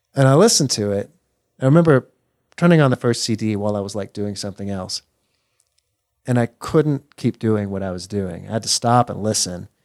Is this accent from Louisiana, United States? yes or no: no; Texas, United States; moved away as an adult; I grew up here in Texas